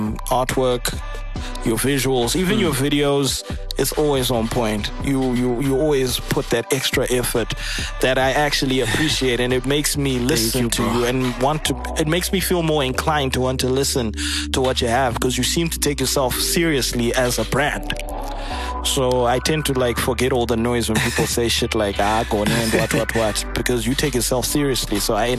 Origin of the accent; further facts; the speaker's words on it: Mozambique; Yeah. I'm from Mozambique. I don't have a badass surname like that.